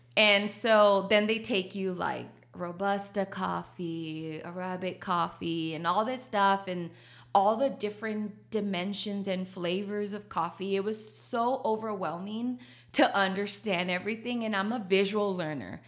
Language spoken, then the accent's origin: English; Laredo, Texas, United States; first language Spanish; English is a second language; moved away as an adult; now in San Antonio, United States; I'm from Laredo, Texas